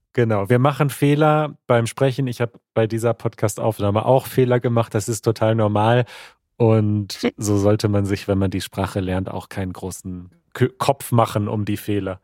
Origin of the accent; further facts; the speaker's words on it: Germany; als Deutscher